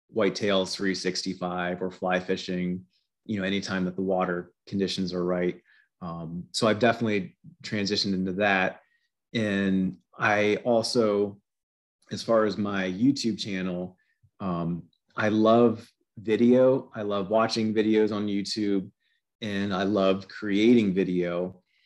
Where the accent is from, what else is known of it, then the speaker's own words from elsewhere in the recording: Pennsylvania, United States; I've lived in Pennsylvania my entire life.